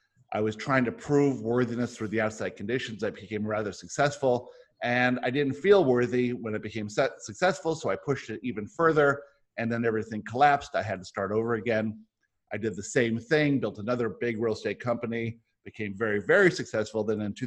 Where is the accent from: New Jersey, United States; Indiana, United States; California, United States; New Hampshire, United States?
California, United States; San Diego; also born or lived in Johannesburg, South Africa / Michigan / Boca Raton, Florida; I was born in Johannesburg, South Africa. My family moved all around the world. I grew up in San Diego. I spent a year after that in Johannesburg and then in Michigan and then most of my life in San Diego and then Boca Raton, Florida.